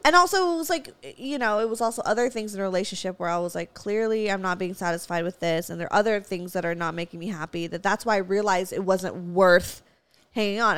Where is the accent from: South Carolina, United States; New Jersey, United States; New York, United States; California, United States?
California, United States; Valencia; I grew up in Valencia. We have hella Walmarts.